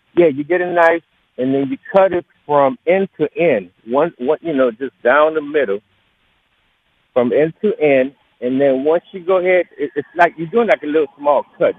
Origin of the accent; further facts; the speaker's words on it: Honduras; moved away; I'm originally from Honduras